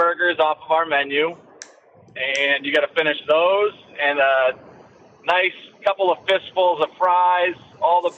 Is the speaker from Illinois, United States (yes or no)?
no; Derry, New Hampshire, United States; also born or lived in Tampa, Florida; now in Chester, United States; I'm pretty much born and raised in Derry and spent 30 years there and just recently moved to Chester